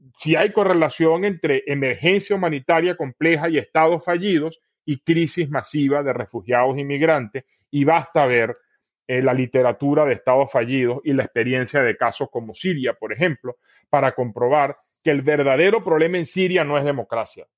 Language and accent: Spanish; Venezuela; Como venezolano